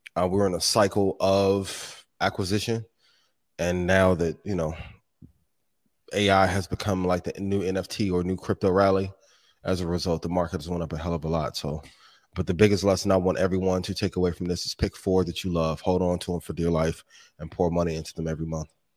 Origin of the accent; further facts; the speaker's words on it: Indiana, United States; That's my hometown, right? A, a home state